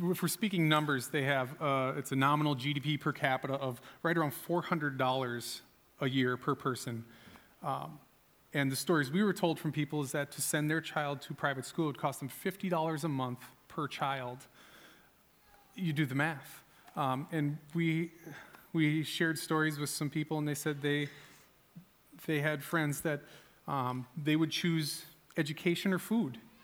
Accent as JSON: {"language": "English", "country": "United States", "said": "as an American"}